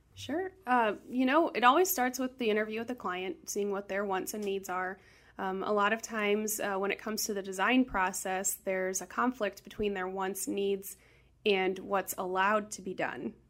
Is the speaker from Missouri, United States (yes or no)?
yes; St. Louis, Missouri, United States; I grew up in South City, born and raised.